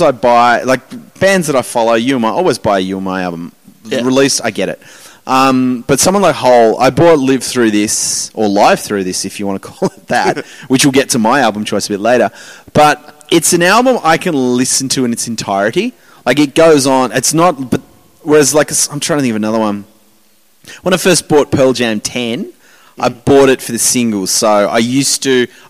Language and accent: English; Hobart, Tasmania, Australia; I grew up in Hobart